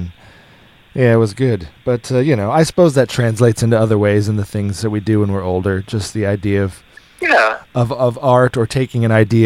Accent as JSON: {"language": "English", "region": "Arizona", "country": "United States", "tie": "born or raised there", "moved": "yes", "lives_now": "Melbourne, Australia", "said": "we grew up together in Arizona"}